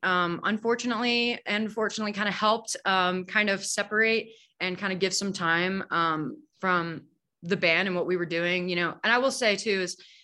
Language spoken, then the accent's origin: English; Harrisonburg, Virginia, United States; moved away as an adult; now in Denver, United States; I grew up in Harrisonburg, Virginia.